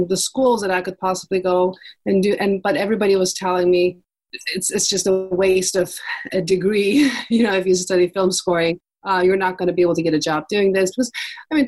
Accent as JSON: {"language": "English", "region": "Istanbul", "country": "Turkey", "tie": "born or raised there", "said": "I grew up in Istanbul in the 80s."}